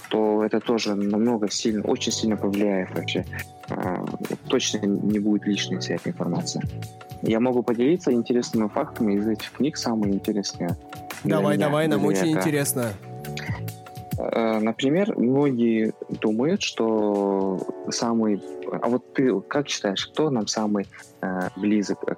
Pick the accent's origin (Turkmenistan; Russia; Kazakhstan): Kazakhstan; Aktobe, Aktobe Region; Ты же с Актюбе вроде? Да, я из Актюбинска.